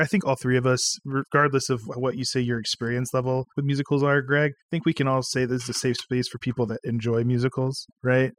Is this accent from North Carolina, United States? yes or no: yes; North Carolina, United States; we grew up in North Carolina